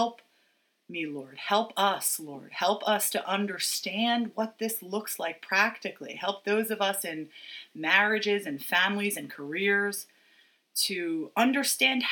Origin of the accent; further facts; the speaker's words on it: United States; as an American